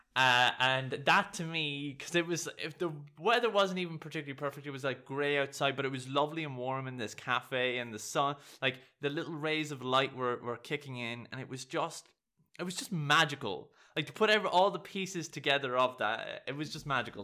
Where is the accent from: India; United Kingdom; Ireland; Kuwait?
Ireland; I'm Irish